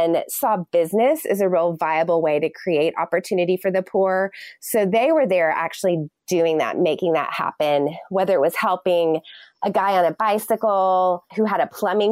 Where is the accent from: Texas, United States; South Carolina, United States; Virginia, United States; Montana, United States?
Texas, United States; I'm from Texas. Everything's big in Texas